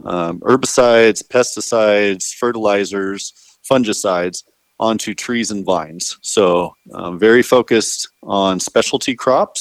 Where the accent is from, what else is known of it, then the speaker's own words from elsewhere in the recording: Arizona, United States; moved away as an adult; also born or lived in San Luis Obispo, California; now in California, United States; I grew up in Arizona on a family dairy farm